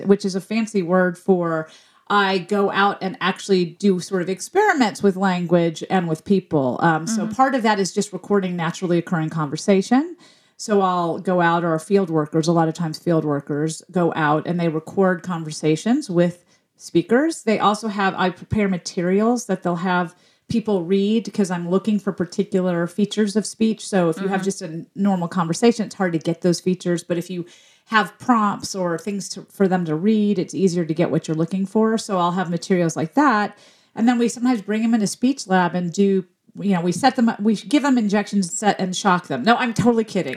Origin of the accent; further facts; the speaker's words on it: Memphis, Tennessee, United States; the city I grew up in, which was Memphis, Tennessee